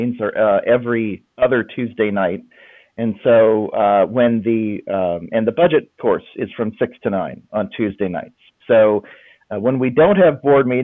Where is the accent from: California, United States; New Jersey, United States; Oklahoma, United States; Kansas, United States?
Kansas, United States; Lawrence; moved away as an adult; now in Franklin, United States; I grew up in Lawrence, Kansas